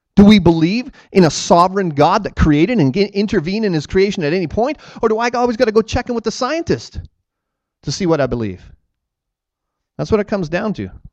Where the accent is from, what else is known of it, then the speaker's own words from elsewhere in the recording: Ontario, Canada; I say, Ontario